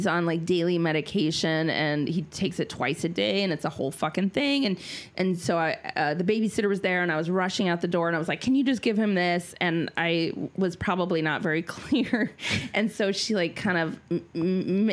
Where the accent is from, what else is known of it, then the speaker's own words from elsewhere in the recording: Minnesota, United States; I'm Minnesotan